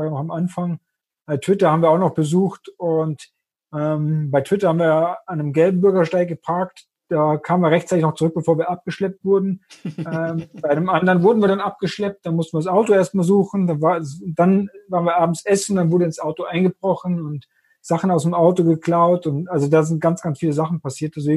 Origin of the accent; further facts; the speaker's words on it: Austria; bin Österreicher, auch wenn man es nicht hört